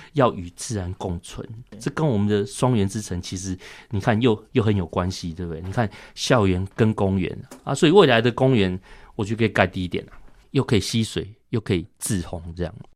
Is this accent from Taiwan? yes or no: yes; Taiwan; 我们台湾人